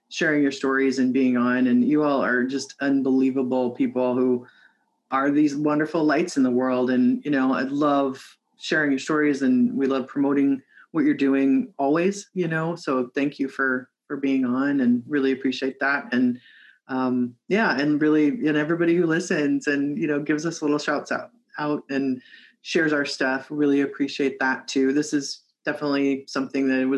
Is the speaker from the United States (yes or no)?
yes; Midwest, United States; now in West Coast, United States; I'm from the Midwest, right? Though like have lived on the, you know, West Coast for a long time